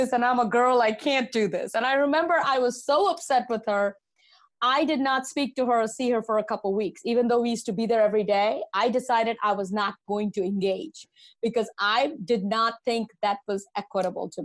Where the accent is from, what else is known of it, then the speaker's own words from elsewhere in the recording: India; now in United States; growing up in India, I'm an immigrant to this country. Growing up in India, the age of 10